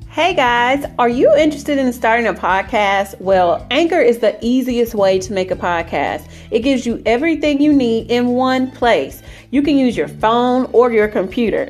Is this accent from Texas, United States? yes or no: yes; East Texas, United States; moved away; I'm originally from East Texas